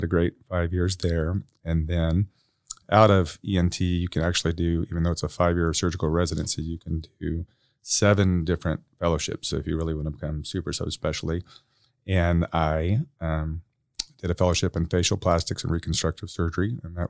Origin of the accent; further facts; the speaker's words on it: Burleson, Texas, United States; moved away as an adult; now in Grant County, Indiana, United States; I grew up in Burleson, Texas, which is a small town that reminds me a lot of Marion.